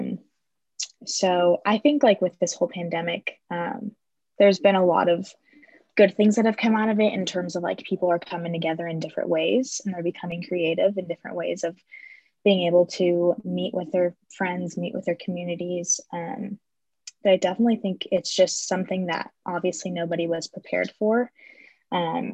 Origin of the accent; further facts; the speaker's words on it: Las Vegas, Nevada, United States; moved away as an adult; also born or lived in Phoenix area; now in Phoenix, United States; I'm from Las Vegas.